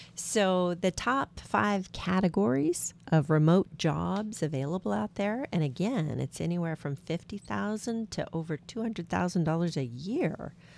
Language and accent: English; Washington, United States; We're from Washington State